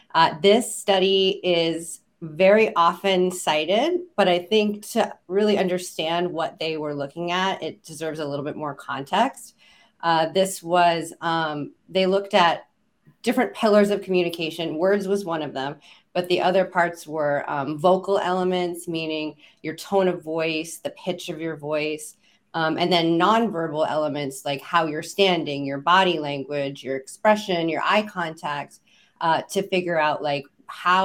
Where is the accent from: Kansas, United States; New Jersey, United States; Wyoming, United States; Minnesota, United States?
Kansas, United States; Kansas, my home state